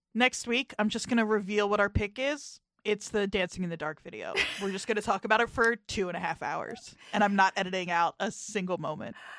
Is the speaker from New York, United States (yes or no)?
no; New Jersey, United States; Some people from where I'm from will say they're from the Philly suburbs rather than saying they're from South Jersey. That's how close we are to the city